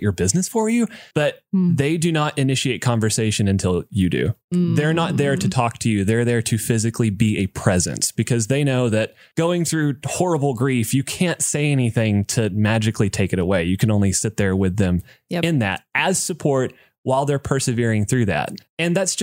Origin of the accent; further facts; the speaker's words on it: United States; a dude growing up in America